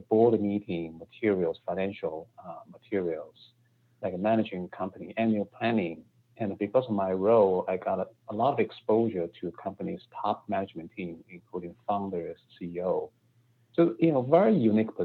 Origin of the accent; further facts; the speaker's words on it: China; moved away as an adult; also born or lived in Beijing; now in United States; I grew up in China, and my undergrad is in Beijing, and I worked in Beijing for a few years. And then I came to the United States for my MBA education.